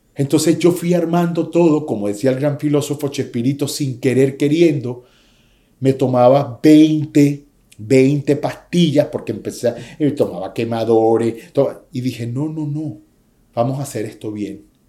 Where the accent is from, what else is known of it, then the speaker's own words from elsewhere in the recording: Venezuela; moved away as an adult; now in United States; Me vine aquí a mis 21 años después de haber estado en la cima del éxito en mi país